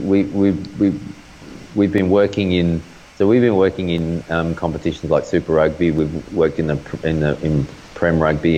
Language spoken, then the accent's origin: English; Australia; as an Australian